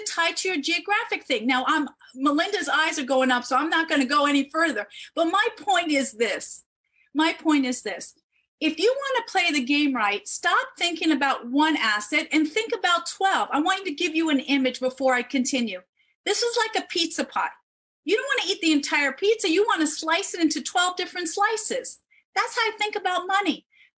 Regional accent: New York City, New York, United States; I was born in the Bronx

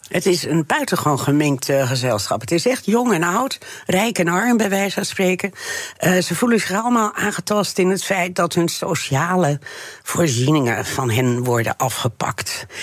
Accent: Friesland, Netherlands; also born or lived in France; Ik kom uit Friesland

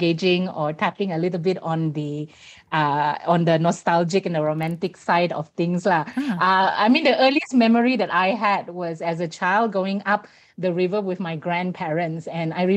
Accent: Long Pila, Sarawak, Malaysia; I come from a village in Lower Baram that's called Long Pila.

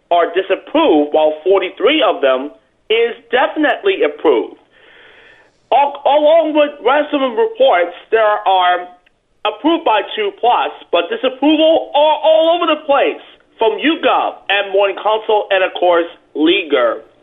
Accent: New York, United States; I'm from New York

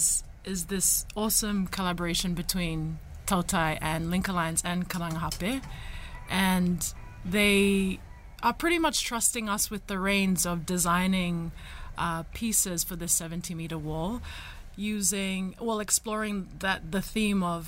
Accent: Fiji; moved away as an adult; also born or lived in Auckland, New Zealand / South Wairarapa, New Zealand; now in New Zealand; from Nayoti Kandavu in Fiji, born and raised

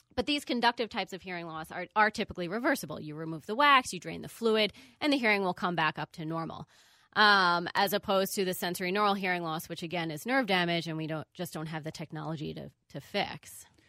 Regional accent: Long Island, New York, United States; moved away as an adult; also born or lived in Miami, Florida / Bronx, New York / Champaign, Illinois; now in Minneapolis, United States; I am originally from New York, Long Island

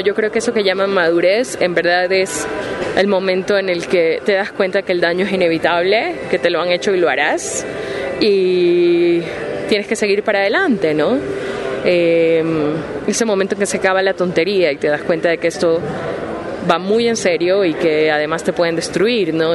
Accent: Ecuador; moved away as an adult; now in Spain; soy ecuatoriana

